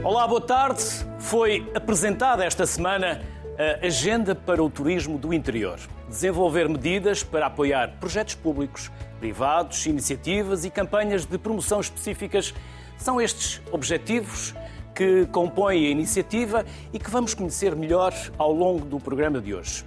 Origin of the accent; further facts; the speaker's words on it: interior of Minho, Norte, Portugal; eu sou do interior do Minho